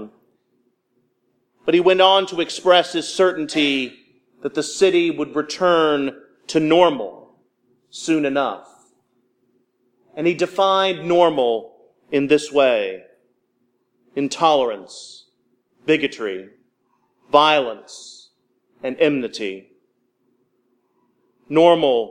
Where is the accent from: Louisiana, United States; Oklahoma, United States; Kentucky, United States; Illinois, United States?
Kentucky, United States; Louisville; now in Mississippi, United States; My hometown of Louisville, Kentucky